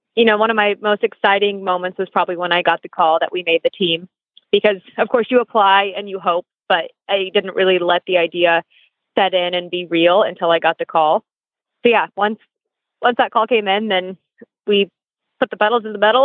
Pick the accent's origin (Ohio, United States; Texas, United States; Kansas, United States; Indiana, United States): Kansas, United States; outside of Wichita; now in Wellington, United States; I am based in Wellington, Florida, although I grew up in Kansas outside of Wichita.